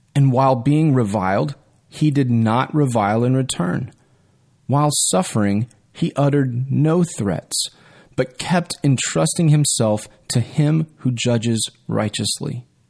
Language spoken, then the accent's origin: English; Texas, United States; my rights as a Texan